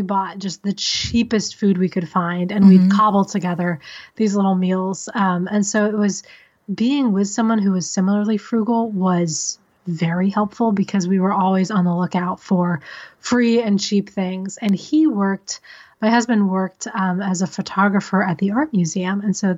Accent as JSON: {"language": "English", "region": "Missouri", "country": "United States", "tie": "born or raised there", "also_born_or_lived": "San Diego, California / Decatur, Illinois", "said": "So I was born in San Diego, and then my family moved to the Midwest, and we lived in Decatur, Illinois, and then a suburb of St. Louis, Missouri."}